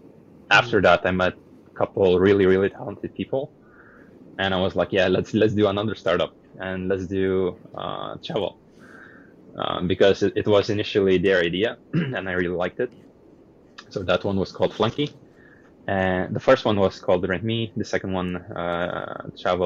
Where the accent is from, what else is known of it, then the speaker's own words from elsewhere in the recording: Lithuania; moved away as an adult; also born or lived in Denmark / Netherlands / China / Hong Kong; now in Vietnam; So I'm originally from Lithuania. I left Lithuania straight after high school.